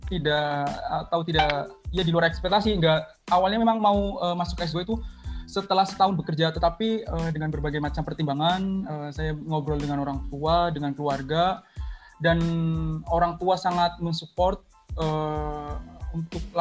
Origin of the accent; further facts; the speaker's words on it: Brebes, Central Java, Indonesia; Uh, skripsiku itu ngambil tentang pestisida uh, terhadap kejadian hipertensi di daerahku di Brebes.